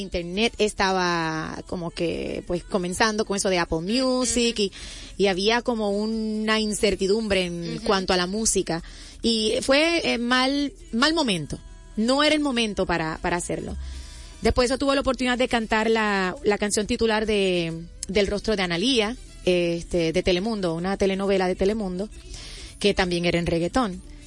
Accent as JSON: {"language": "Spanish", "country": "Puerto Rico", "tie": "born or raised there", "said": "Yo soy eh, natural de Puerto Rico, ahí al ladito."}